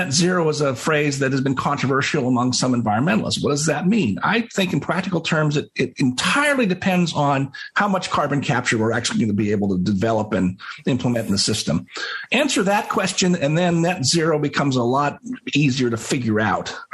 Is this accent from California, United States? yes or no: yes; California, United States; my home state